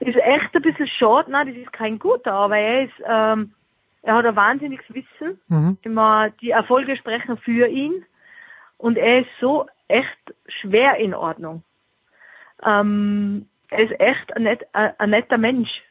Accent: Austria; für mich als Österreicherin

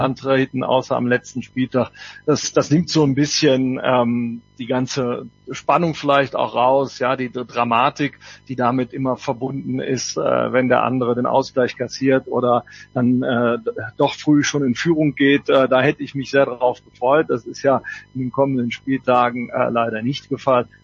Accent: Cologne, North Rhine-Westphalia, Germany; als Kölner

